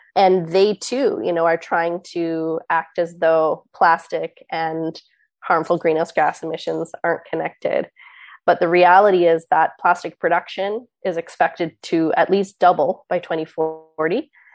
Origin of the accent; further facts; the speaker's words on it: East Coast of Canada, Canada; I grew up on the East Coast of Canada